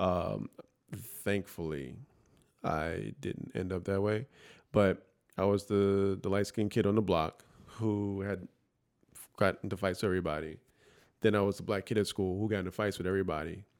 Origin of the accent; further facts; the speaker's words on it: New York City, New York, United States; I grew up in the Bronx, all black neighborhood, essentially